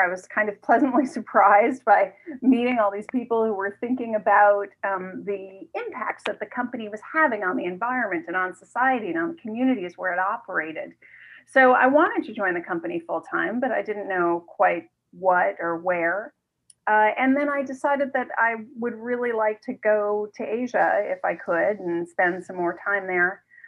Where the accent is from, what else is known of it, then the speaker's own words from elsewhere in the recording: New York City, New York, United States; I grew up in New York City, uh, right in the heart of Manhattan